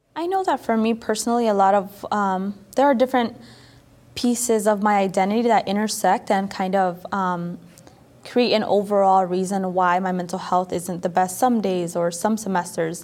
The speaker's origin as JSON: {"language": "English", "region": "Florida", "country": "United States", "moved": "as an adult", "lives_now": "Michigan, United States", "said": "I'm originally from Florida, so I going to school in Michigan."}